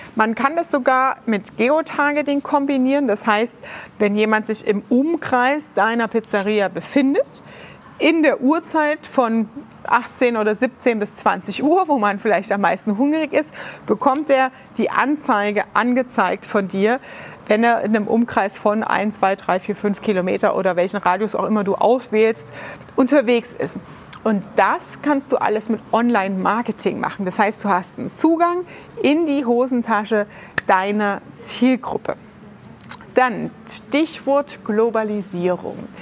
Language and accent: German; Ludwigshafen, Rhineland-Palatinate, Germany; in der Rheingalerie bei uns in Ludwigshafen